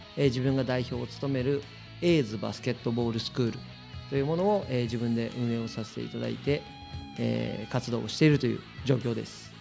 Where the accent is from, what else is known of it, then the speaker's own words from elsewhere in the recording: Shizuoka, Japan; 静岡県清水に、えー、6人兄弟の末っ子として生まれた